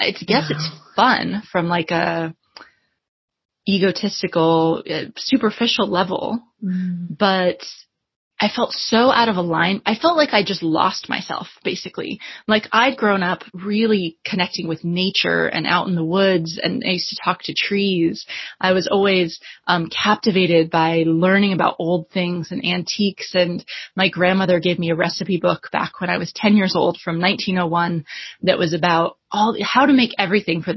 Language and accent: English; United States; moved away as an adult; also born or lived in Washington, D.C.; now in London, United Kingdom; I'm originally American, although I live in London now